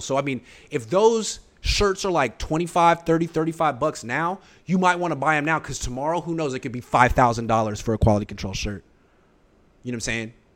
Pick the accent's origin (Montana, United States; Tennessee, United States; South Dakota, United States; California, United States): California, United States; Oakland; I'm from Oakland, but I'm not from Englewood